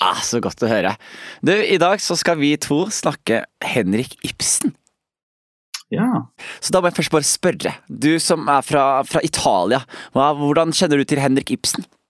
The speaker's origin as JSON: {"language": "Norwegian", "town": "Skien", "region": "Telemark", "country": "Norway", "tie": "born or raised there", "said": "jeg har vokst opp i Skien"}